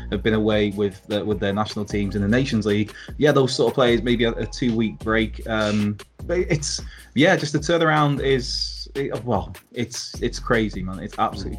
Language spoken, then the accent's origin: English; Wales, United Kingdom; as a Welshman